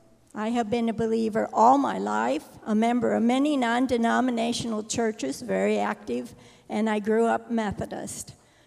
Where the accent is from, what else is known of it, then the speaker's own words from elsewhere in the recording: South Bend, Indiana, United States; now in Goshen, United States; I've lived in the Goshen area for 44 years, born and raised in South Bend.